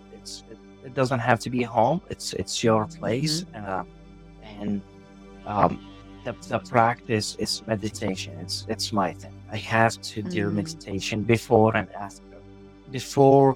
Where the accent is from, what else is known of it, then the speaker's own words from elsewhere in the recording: Baghdad, Baghdad Governorate, Iraq; English is a second language; moved away as an adult; now in San Diego, United States; I born and raised in Baghdad, and I moved to San Diego in 2007